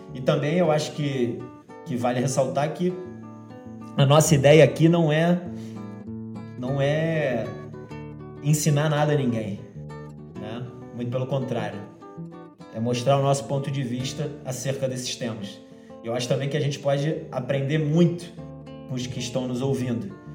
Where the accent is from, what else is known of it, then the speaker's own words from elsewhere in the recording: Rio de Janeiro, Brazil; Eu sou carioca brasileiro, né? Mas nascido no Rio de Janeiro, carioca da Gema